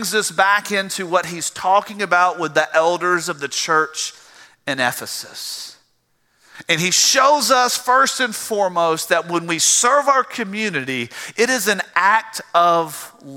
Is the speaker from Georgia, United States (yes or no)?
yes; South Georgia, United States; accent: South Georgia; moved away as an adult; now in South Carolina, United States; I can't get the South Georgia out of my voice